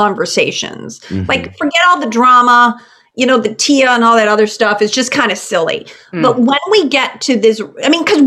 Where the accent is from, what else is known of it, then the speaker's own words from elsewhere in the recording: Chicago, Illinois, United States; moved away; I'm originally from Chicago